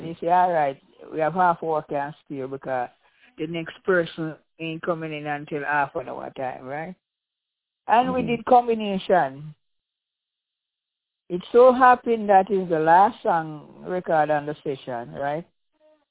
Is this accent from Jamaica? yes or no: yes; Saint Mary Parish, Jamaica; also born or lived in Kingston, Jamaica; I was born in Kingston and grew up in the parish of St. Mary